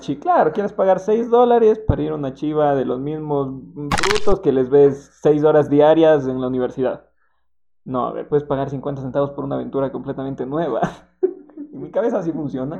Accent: Quito, Pichincha, Ecuador; yo soy de Quito

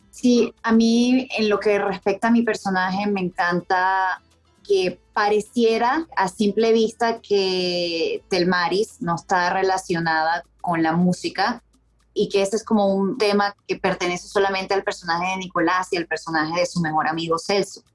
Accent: Venezuela; moved away as an adult; also born or lived in Colombia / Mexico / New York / Miami; Yo emigré de Venezuela en el 2010, viví en Colombia casi tres años

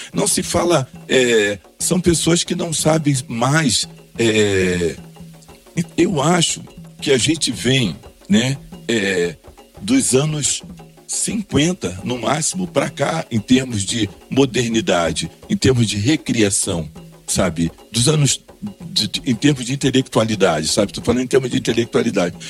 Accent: Duque de Caxias, Rio de Janeiro, Brazil; moved away; also born or lived in São Paulo; voltar à Baixada Fluminense, onde eu nasci. Sou nascido em Caxias, em 1956

